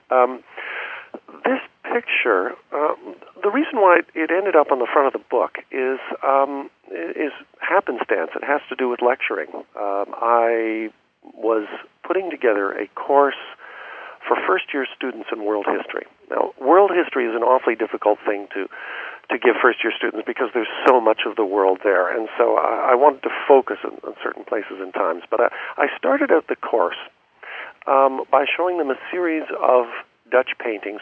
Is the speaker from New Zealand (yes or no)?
no; Canada; as a Canadian, I was brought up on tales of the fur trade. This is part of the Canadian school curriculum.